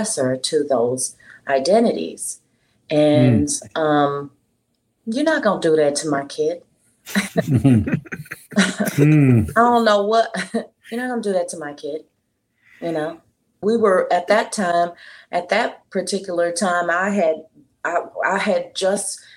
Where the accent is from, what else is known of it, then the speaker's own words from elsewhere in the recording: Houston, Texas, United States; moved away as an adult; also born or lived in Dallas; now in Las Vegas, United States; I'm originally from Houston and I'm biracial. My mom is black and my dad was white. And I lived in Houston up until in my 20s